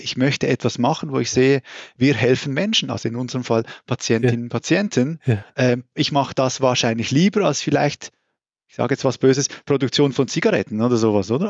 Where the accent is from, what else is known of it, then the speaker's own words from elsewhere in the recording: Switzerland; accent: Swiss; moved away as an adult; also born or lived in Brazil / United States; now in Germany; wie man wahrscheinlich auch hört, äh, komme ich aus der Schweiz. Ähm, ich habe dann irgendwann mal aufgehört zu sagen, nein, ich rede nicht Schweizerdeutsch, das ist mein Hochdeutsch